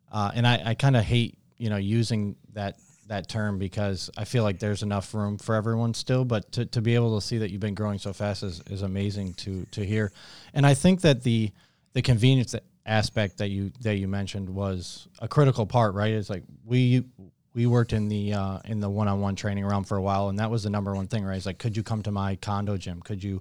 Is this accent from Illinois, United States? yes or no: no; Syracuse, New York, United States; It's kind of tough to leave New York. I'm from Syracuse originally, so I understand.